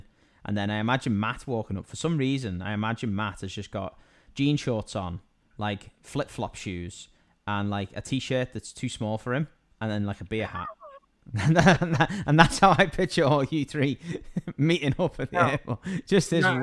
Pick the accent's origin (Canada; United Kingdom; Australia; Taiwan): United Kingdom; I'm British.